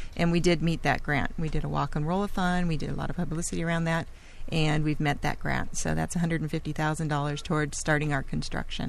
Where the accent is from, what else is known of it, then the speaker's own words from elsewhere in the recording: Laguna Beach, California, United States; I'm a Laguna native. I was born and raised in Laguna Beach